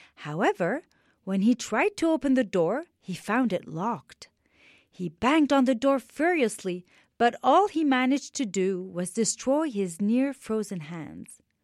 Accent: Beirut, Beirut Governorate, Lebanon; I am Lebanese. I was born in Beirut, Lebanon, and I was seven years old when the war started in my beautiful country

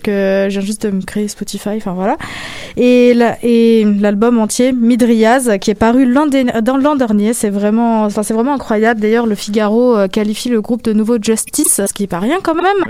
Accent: near Saint-Nazaire, Pays de la Loire, France; moved away; Saint-Nazaire qui est une ville juste à côté de chez moi en France

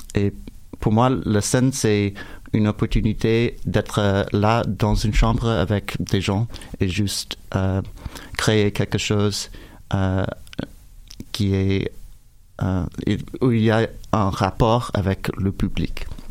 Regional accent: United States; French is a second language; moved away; mon français n'est pas parfait, je suis américain

